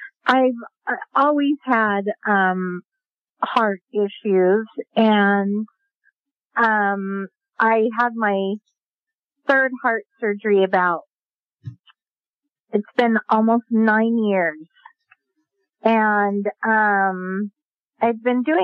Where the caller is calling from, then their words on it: Sandy, Utah, United States; I'm from Sandy, Utah.